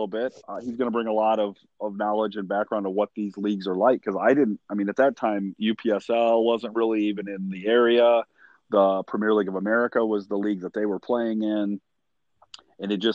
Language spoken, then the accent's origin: English; Sycamore, Illinois, United States; also born or lived in DeKalb, Illinois; I grew up in Sycamore until the middle of eighth grade, when my parents bought a house in DeKalb